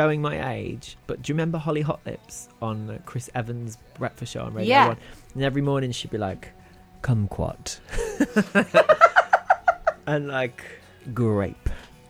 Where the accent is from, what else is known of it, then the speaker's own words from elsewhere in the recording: Wolverhampton, West Midlands, United Kingdom; accent: Wolverhampton; But we're both from Wolverhampton, so we have a similar timbre.